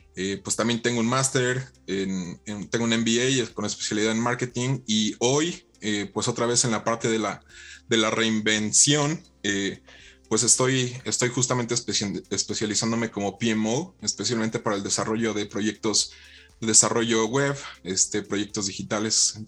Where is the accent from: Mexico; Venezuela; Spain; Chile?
Mexico; parte de la educación que, hemos tenido como mexicanos